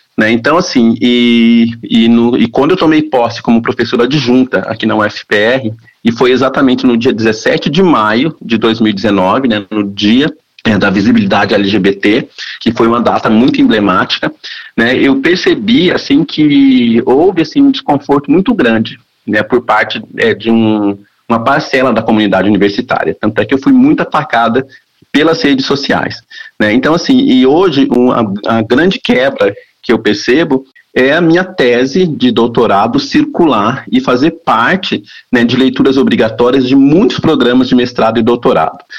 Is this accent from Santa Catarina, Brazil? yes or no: no; interior of Paraná, Brazil; A gente vem do interior do Paraná, né? a gente vem de famílias pobres